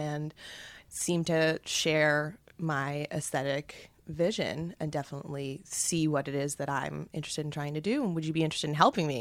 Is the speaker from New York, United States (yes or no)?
yes; New York, United States; I am from Manhattan, from the Upper East Side, born and raised